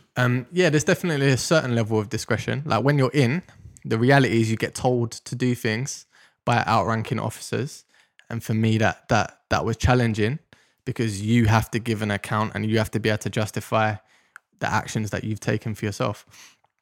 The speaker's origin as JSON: {"language": "English", "region": "London", "country": "United Kingdom", "tie": "born or raised there", "said": "I grew up in Deptford in South London"}